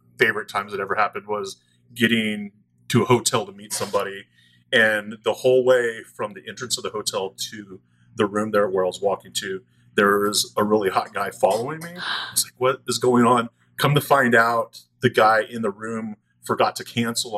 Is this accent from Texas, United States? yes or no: yes; outside of Austin, Texas, United States; I grew up outside of Austin